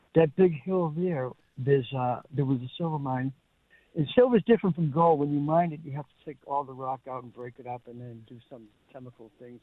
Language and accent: English; Somerville, Massachusetts, United States; I grew up in Somerville